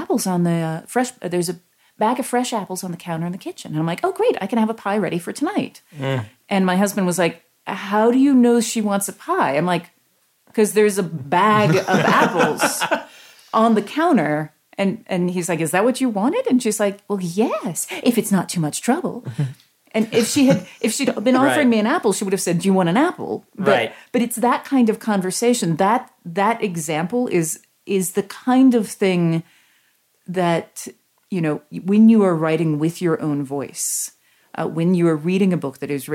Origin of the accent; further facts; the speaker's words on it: the South, United States; I'm from the South